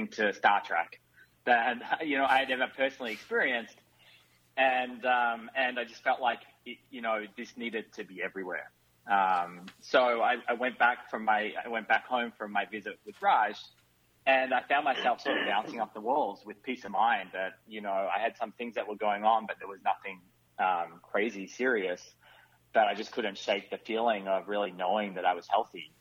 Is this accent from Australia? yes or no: yes; Australia; moved away as an adult; now in Silicon Valley, United States; you can probably tell from my accent, I'm not from America. So I'm an Australian that actually moved over to the US about 15 years ago, over to the Silicon Valley